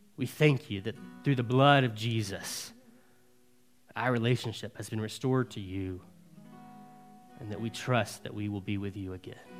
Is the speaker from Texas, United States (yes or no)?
no; Alabama, United States; born and raised in Alabama